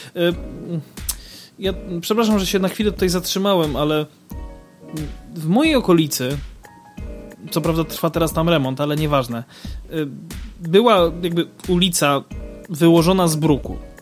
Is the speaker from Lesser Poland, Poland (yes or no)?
yes; Kraków, Lesser Poland, Poland; my jesteśmy z Krakowa